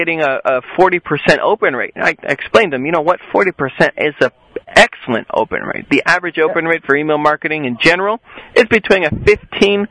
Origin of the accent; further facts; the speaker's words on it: southern Spain, Spain; also born or lived in Las Vegas, Nevada, United States; I lived there until I was only 4 years old, and then my mother, she decided to move back to Spain, get out of the whole Vegas life. We went down to the southern part of Spain